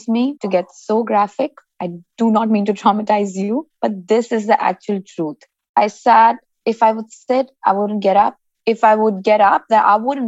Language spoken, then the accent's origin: English; Dubai, United Arab Emirates; I'm born and raised in Dubai, actually, and I'm Indian by descent